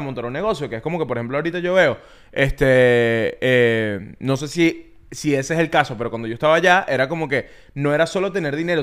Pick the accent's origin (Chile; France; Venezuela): Venezuela; born or raised there; now in United States